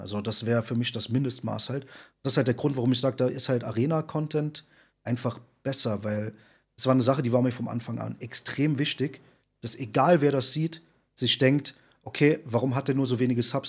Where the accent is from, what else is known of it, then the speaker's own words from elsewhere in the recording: Saarland, Germany; also born or lived in Berlin; now in Wuppertal, Germany; Ich komme ja eigentlich aus dem Saarland